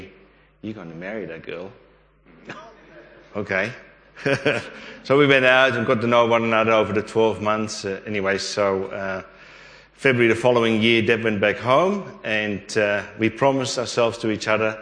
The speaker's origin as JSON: {"language": "English", "country": "Netherlands", "tie": "born or raised there", "moved": "yes", "lives_now": "Australia", "said": "I grew up in Holland"}